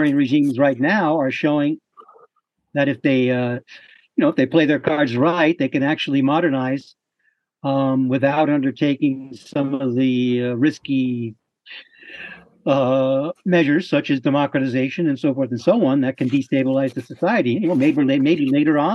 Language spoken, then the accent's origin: English; United States; I'm an American